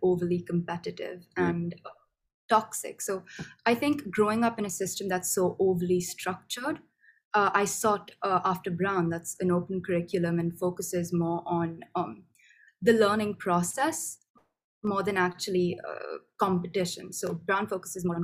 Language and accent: English; India; growing up in the Indian system of education is really different to the way I think the American system is built